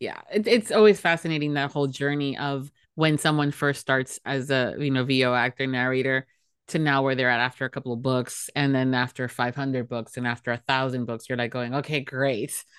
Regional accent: Miami, Florida, United States; I'm from Miami, Florida, where we have crocodiles and canals

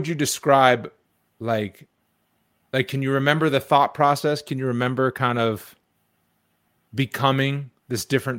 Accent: Boston, Massachusetts, United States; also born or lived in Wyoming; now in Atlanta, United States; I was from Boston area. So it was just such a team sports, pro sports town.

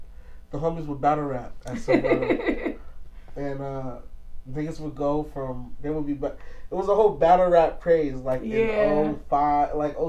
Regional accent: Los Angeles, California, United States; I grew up in South Central LA. Grew up on Hoover Street.

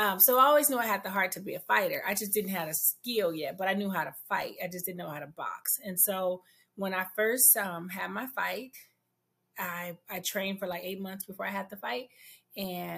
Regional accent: San Francisco, California, United States; I grew up in San Francisco, Bayview

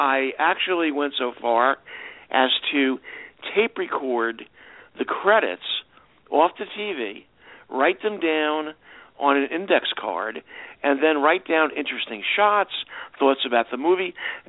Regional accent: New York City, New York, United States; Well, you know, I, as a kid growing up in New York City, you know, that was before the days of video and Turner Classic Movies

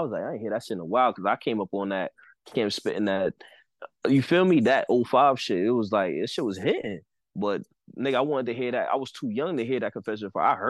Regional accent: New Jersey, United States; I ain't from New York. I'm from Jersey.

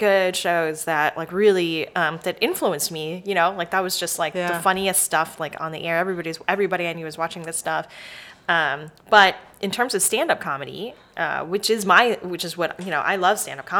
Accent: Dallas, Texas, United States; also born or lived in Houston, Texas / Georgia; now in Austin, United States; I grew up in Dallas, Texas.

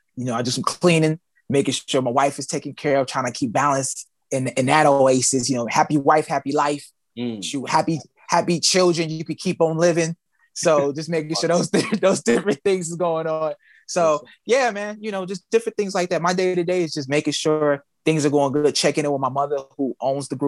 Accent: Phoenix, Arizona, United States; also born or lived in Houston, Texas; I grew up in Phoenix, Arizona

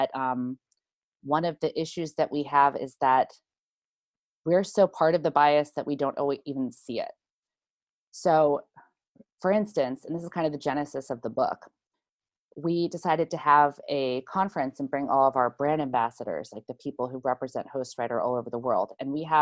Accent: United States; as an American

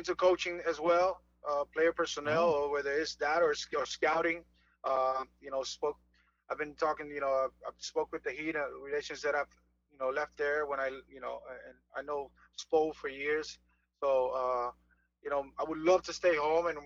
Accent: Fajardo, Puerto Rico; moved away; I turned pro with my hometown team in Fajardo

